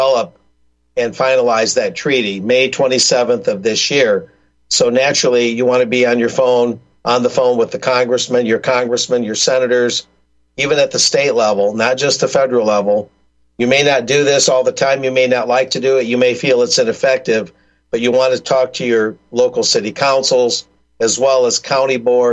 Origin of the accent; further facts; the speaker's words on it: South Texas, United States; I go to the local library in my hometown in South Texas